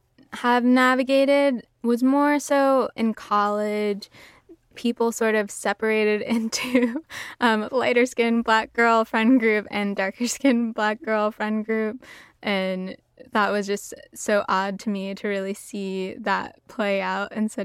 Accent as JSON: {"language": "English", "town": "New York City", "region": "New York", "country": "United States", "tie": "born or raised there", "said": "I grew up in New York City, in Uptown Manhattan with like African American, pretty light skinned family members."}